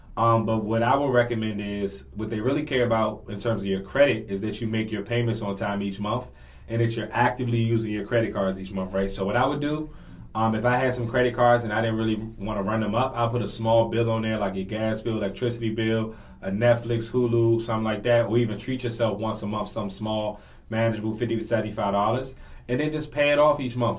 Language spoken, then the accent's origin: English; Washington, District of Columbia, United States; born and raised in Washington D.C., native Washingtonian